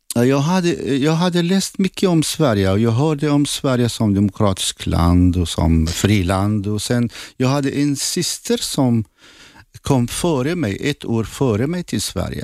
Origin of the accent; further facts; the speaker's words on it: Zakho, Kurdistan Region, Iraq; first language Assyrian; Swedish is a second language; moved away as an adult; also born or lived in Baghdad; now in Sweden; Och jag är från Irak. Jag är född i norra Irak, Zaho som är gränsen till Turkiet